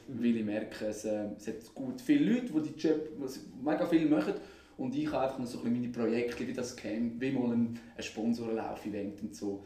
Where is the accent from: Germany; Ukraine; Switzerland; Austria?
Switzerland; Aarau, Aargau; also born or lived in Bern; ich bin äh, in Aarau aufgewachsen, in Aarau daheim wieder